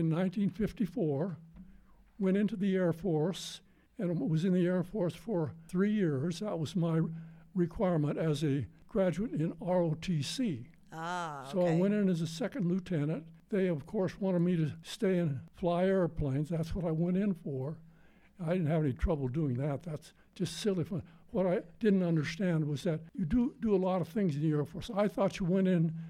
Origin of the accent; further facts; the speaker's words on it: Dillon, Montana, United States; moved away as an adult; also born or lived in Vancouver, Canada; now in Alpine, United States; I was born in Dillon, Montana, a little town in southwestern Montana, about 60 miles south of Butte.